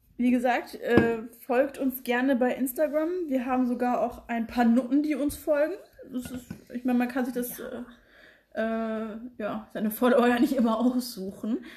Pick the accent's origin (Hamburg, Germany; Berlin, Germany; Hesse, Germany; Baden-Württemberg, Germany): Hesse, Germany; Frankfurt; wir sind ja aus Frankfurt